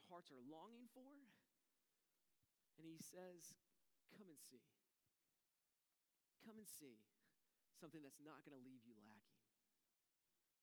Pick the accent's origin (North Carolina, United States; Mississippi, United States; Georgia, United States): North Carolina, United States; also born or lived in Raleigh; I grew up in North Carolina